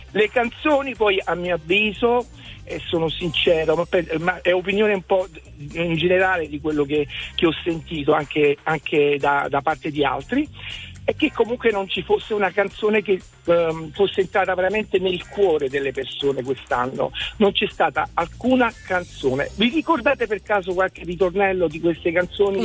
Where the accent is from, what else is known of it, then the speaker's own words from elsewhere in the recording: Naples, Campania, Italy; io sono di Napoli